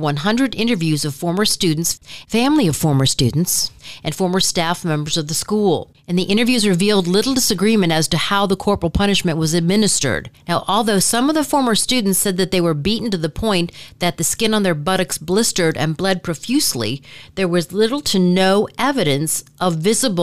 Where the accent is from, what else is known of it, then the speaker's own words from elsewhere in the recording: Michigan, United States; moved away; I'm from Michigan